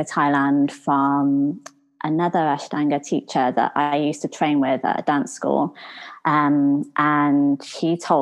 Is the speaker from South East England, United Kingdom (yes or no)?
no; Warwick, West Midlands, United Kingdom; moved away as an adult; also born or lived in London / Los Angeles / Australia; I'm from Warwick